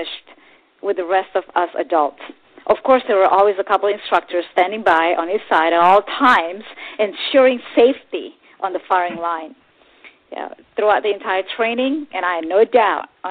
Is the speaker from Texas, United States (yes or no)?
yes; Texas, United States; I grew up in Texas since I was a little kid.